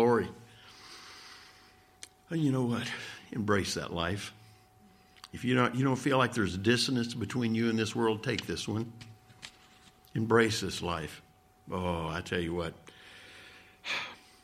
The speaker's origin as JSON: {"language": "English", "region": "Midwest", "country": "United States", "tie": "born or raised there", "also_born_or_lived": "the South", "said": "I grew up out in the Midwest"}